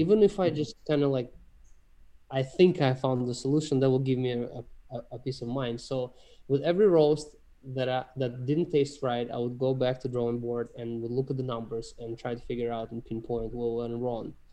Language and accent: English; Russia; moved away; I'm, I'm from Russia originally.